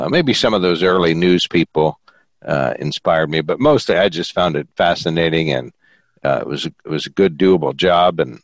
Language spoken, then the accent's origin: English; Sunbury, Pennsylvania, United States; I grew up in Sunbury